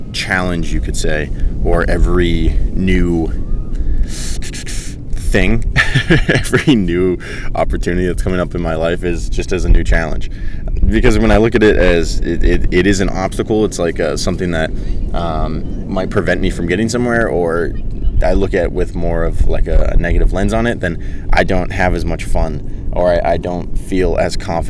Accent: York, Maine, United States; moved away as an adult; now in California, United States; I went to my hometown beach in York

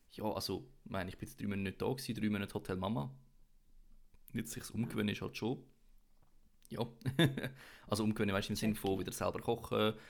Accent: Switzerland; als Schweizer

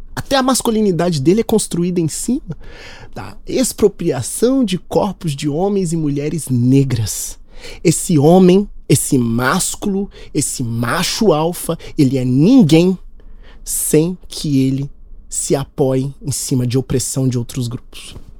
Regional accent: Minas Gerais, Brazil; A gente é mineiro

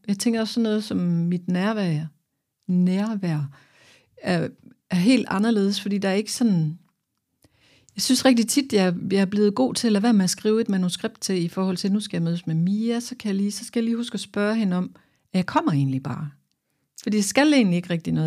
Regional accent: Aarhus, Central Denmark Region, Denmark; jeg kommer her fra Aarhus

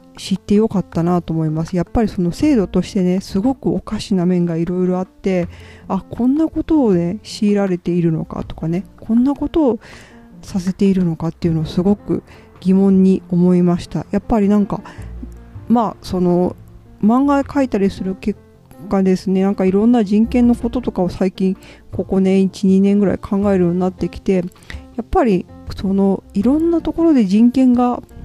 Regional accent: Hiroshima, Japan; 広島の出身で、まあ、祖父母が被爆していたり

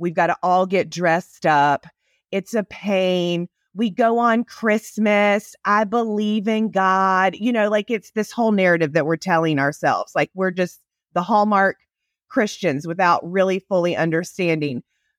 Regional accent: Southern United States, United States; accent: Southern; now in Texas, United States; I grew up in the South. Obviously, you can hear it in my accent, probably not as much as sweet Emily's Southern accent is better than mine. I've lost mine over the years living in Texas.

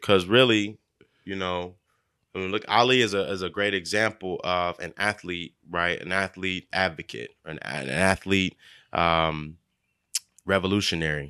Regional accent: Kansas City, Missouri, United States; I grew up at seventy-fifth and Truce. Um, my, my mother and grandmother stay on forty-first and, and Prospect.

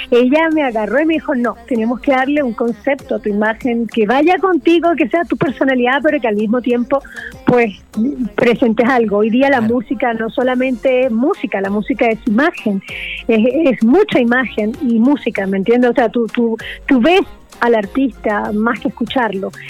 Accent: Venezuela; born there; Yo nací en un barrio en Venezuela humilde donde la gente le pasaban cosas muy malas, pero muy malas.

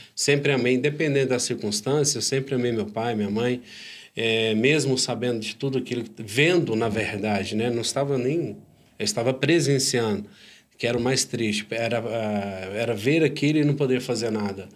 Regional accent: Uberaba, Minas Gerais, Brazil; also born or lived in Turama (ASR), Minas Gerais; Eu sou de Turama, Minas Gerais, sou mineiro

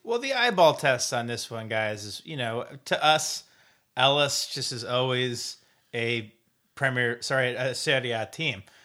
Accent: Decorah, Iowa, United States; moved away; my hometown of Dagor, Iowa

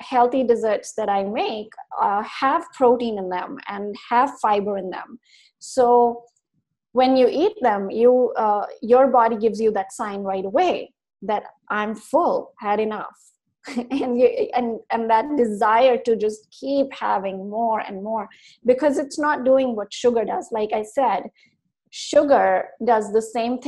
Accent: India; moved away; I was brought up in India

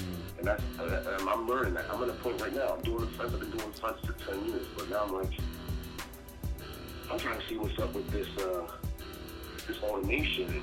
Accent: Pennsylvania, United States; growing up in the Burbs

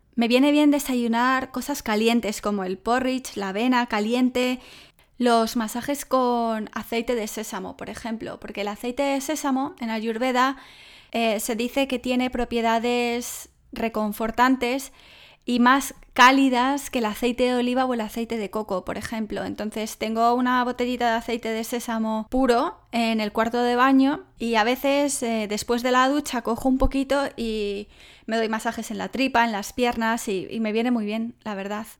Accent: Salamanca, Castile and León, Spain; Salamanca, de donde soy yo

